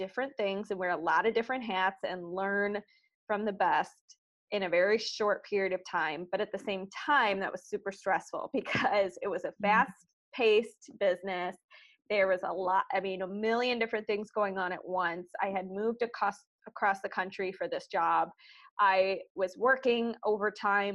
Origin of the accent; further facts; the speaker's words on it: Chicago, Illinois, United States; moved away as an adult; also born or lived in Los Angeles; I'm originally from Chicago